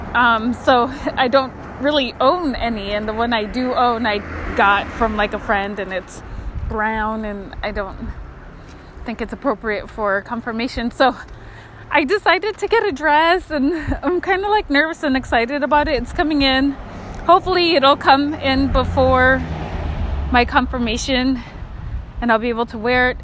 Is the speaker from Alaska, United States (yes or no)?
yes; Kotzebue, Alaska, United States; I grew up in Kotzebue and it was very cold